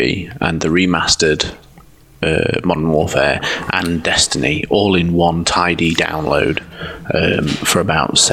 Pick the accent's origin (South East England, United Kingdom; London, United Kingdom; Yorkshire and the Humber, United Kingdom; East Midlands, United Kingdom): East Midlands, United Kingdom; Derby; my hometown team, Derby County